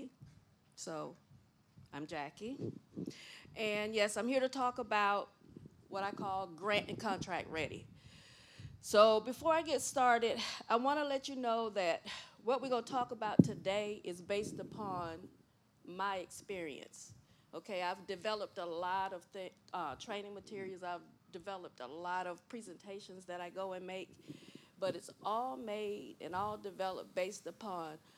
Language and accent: English; Gifford, Florida, United States; moved away as an adult; also born or lived in Miami, Florida; I was born and raised in Gifford, Florida.